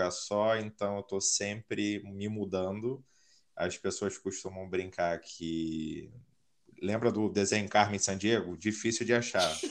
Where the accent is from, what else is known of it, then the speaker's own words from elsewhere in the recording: Rio de Janeiro, Brazil; now in Caldas Novas, Brazil; eu sou do Rio, mas hoje me considero como nômade digital, então estou sempre numa cidade diferente. Atualmente eu falo de Caldas Novas, interior de Goiás